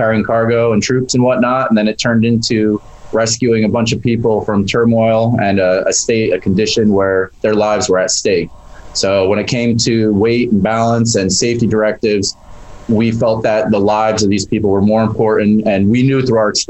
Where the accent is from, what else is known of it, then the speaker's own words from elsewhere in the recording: New Jersey, United States; I hail from New Jersey here